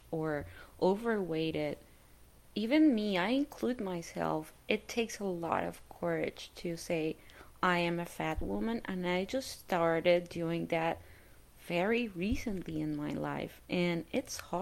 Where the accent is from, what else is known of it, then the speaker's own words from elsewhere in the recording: Colombia; moved away; I grew up in Colombia